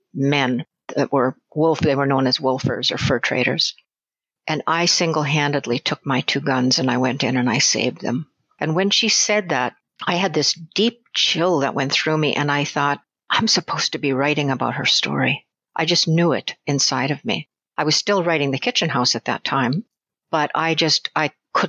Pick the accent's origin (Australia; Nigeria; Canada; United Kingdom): Canada; Saskatchewan; now in Southside Virginia, United States; I'm originally from Saskatchewan